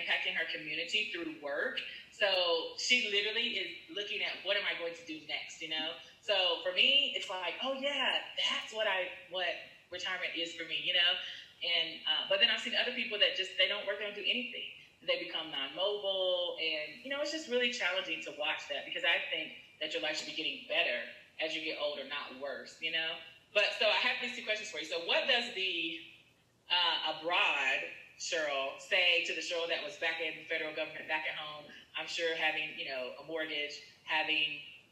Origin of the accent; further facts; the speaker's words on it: United States; moved away; I grew up in America